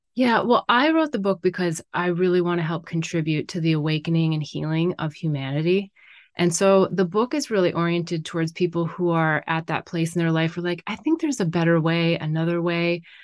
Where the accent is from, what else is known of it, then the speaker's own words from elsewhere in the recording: North Dakota, United States; moved away as an adult; now in California, United States; I grew up in North Dakota.